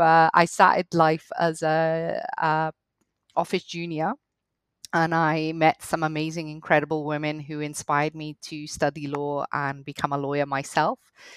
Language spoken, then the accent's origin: English; Cardiff, Wales, United Kingdom; accent: hybrid Welsh-Scottish; also born or lived in Scotland; I started off, I grew up in Wales, in Cardiff to be specific. I did my law degree in Scotland, hence the accent, hybrid accent. You notice the Welsh when I've had a few wines.